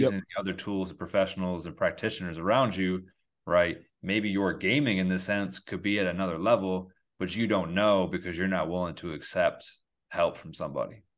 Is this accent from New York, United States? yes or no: yes; Endicott, New York, United States; I come from a really small town called Endicott, New York